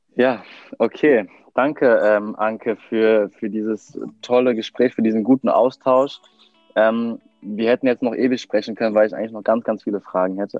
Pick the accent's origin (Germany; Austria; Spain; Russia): Germany; wir als Deutsche